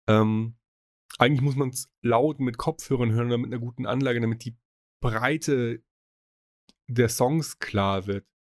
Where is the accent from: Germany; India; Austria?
Germany; Munich, Bavaria; Ich meine, er ist Münchner, ich bin Münchner.